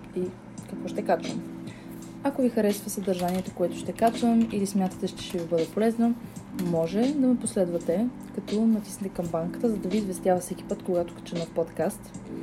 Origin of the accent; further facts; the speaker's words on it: Bulgaria; съм от България